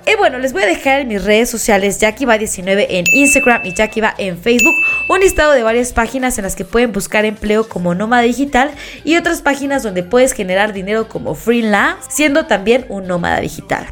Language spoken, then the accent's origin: Spanish; Mexico; uno como mexicano